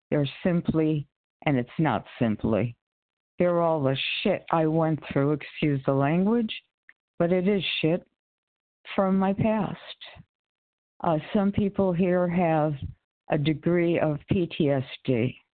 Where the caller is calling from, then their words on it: Connecticut, United States; from Connecticut.